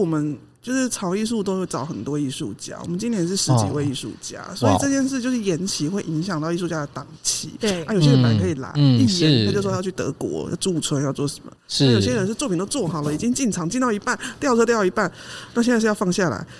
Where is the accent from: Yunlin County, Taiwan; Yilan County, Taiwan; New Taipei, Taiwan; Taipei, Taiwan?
Yilan County, Taiwan; 我是宜兰人，